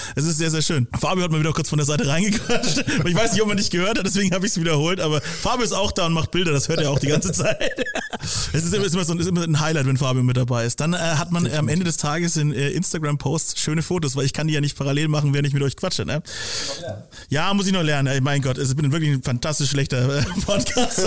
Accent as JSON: {"language": "German", "region": "Franconia", "country": "Germany", "also_born_or_lived": "Nuremberg", "said": "als Bewohner dieser Stadt oder auch als Franke"}